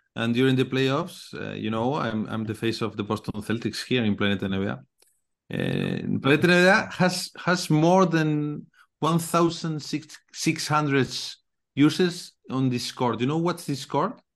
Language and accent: English; Galicia, Spain; English is a second language; I'm from Galicia, you know, located in the north of Spain.